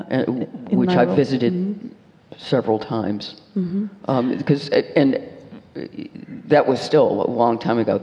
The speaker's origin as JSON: {"language": "English", "country": "United States", "said": "being American"}